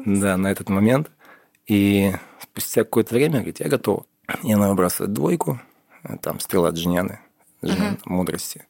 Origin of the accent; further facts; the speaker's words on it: Yekaterinburg, Sverdlovsk Oblast, Russia; когда я был в детстве в Екатеринбурге, да, мне уже было 14 лет